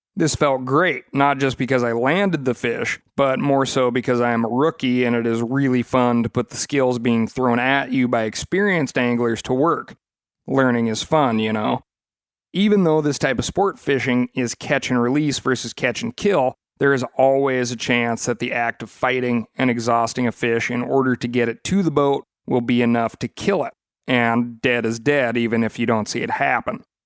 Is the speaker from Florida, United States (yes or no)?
no; Montana, United States; moved away; my home state of Montana